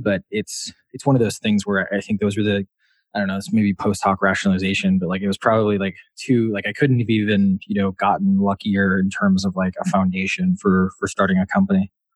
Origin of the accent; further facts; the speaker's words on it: Wisconsin, United States; moved away as an adult; also born or lived in Washington, D.C.; now in Boston, United States; I'm from Wisconsin.